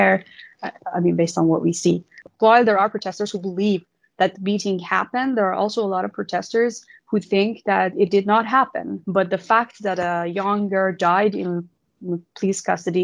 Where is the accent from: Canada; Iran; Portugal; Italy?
Iran; in my hometown, because it's considered more conservative and more traditional